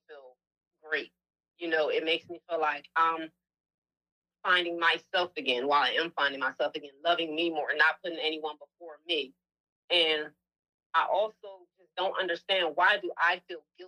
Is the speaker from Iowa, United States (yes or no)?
no; New Jersey, United States; now in Atlanta, United States; I'm originally from New Jersey, but I've been in Atlanta for 10 years.